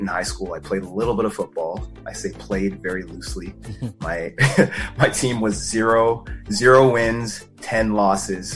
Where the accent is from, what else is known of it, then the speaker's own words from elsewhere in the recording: Calgary, Alberta, Canada; I was born and raised in Calgary, Alberta